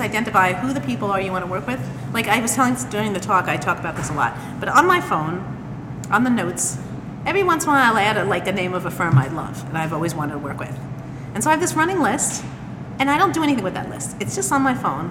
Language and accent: English; New York, United States; I'm from New York